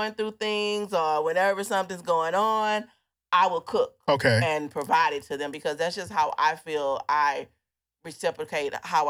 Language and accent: English; Baton Rouge, Louisiana, United States; now in Houston, United States; I'm from Baton Rouge.